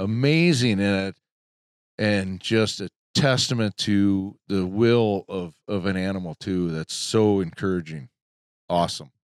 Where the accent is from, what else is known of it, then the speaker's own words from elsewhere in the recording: Midwest, United States; We're from the Midwest